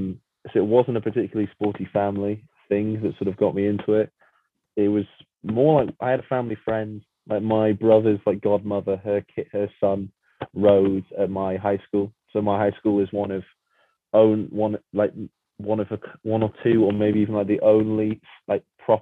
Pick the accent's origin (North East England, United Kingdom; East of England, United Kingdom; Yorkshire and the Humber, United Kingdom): North East England, United Kingdom; Hexham area, Northumberland; I would put myself as a country boy more than anything else. I've grown up in like a semi-rural area with access to the Northumberland National Park and like the Lake District, so middle of nowhere type stuff is lovely, and that's the best part about the north and sort of where I live. That's my favorite bit about Hexham. It's tiny